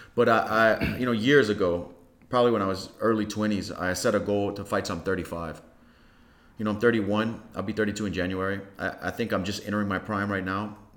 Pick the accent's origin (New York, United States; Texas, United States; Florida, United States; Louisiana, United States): Louisiana, United States; Lafayette; also born or lived in Carencro / Breaux Bridge; I was born in Lafayette, and I was raised um, mostly on the north side